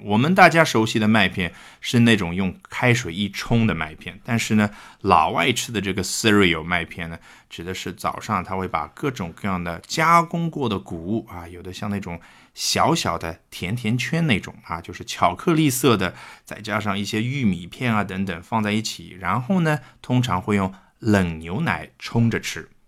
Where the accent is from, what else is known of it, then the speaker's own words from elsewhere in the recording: China; 我们中国人